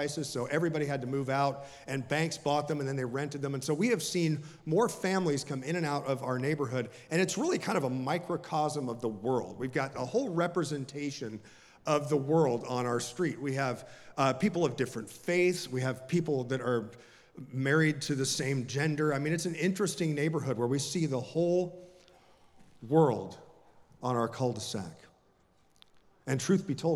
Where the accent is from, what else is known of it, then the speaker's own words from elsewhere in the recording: Jacksonville, Florida, United States; I was raised in a little town called Jacksonville, which is actually a rather big city, and it's on the northern eastern side of the state of Florida, and it's the Deep South